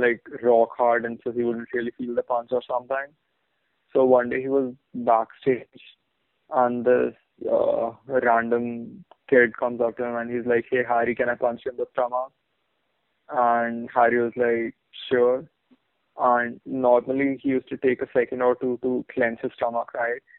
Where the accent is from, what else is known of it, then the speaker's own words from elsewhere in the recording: Bahrain; In Bahrain, we had this fucking uh, we had this Malu magazine